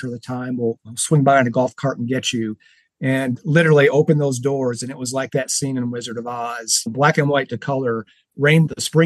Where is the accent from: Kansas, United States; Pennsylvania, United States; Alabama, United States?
Alabama, United States; now in Raleigh, United States; I grew up in Alabama